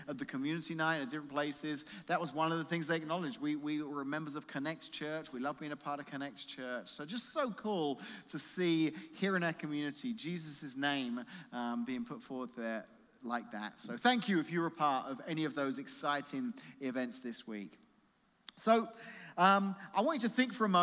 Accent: England, United Kingdom; now in United States; I grew up in England

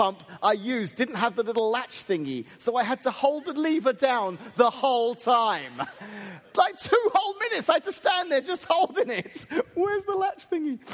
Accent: England, United Kingdom; now in United States; as an Englishman who's moved here

